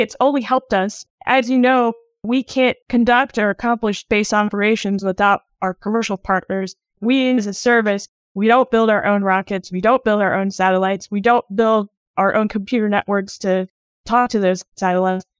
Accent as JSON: {"language": "English", "town": "Dayton", "region": "Ohio", "country": "United States", "tie": "born or raised there", "moved": "yes", "said": "I grew up in Dayton, Ohio, which has an Air Force base nearby."}